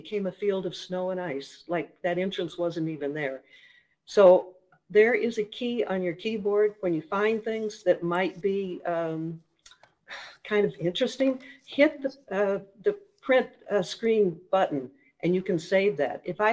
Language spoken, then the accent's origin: English; Minnesota, United States; accent: Minnesota; moved away; also born or lived in Florida / North Carolina; I grew up in Minnesota, so there's a little bit of a Minnesota accent there